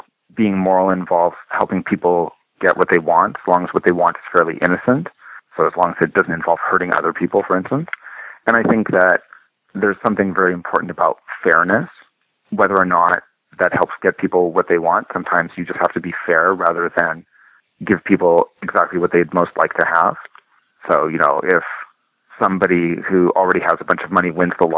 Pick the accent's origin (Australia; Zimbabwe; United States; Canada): Canada; I'm a Canadian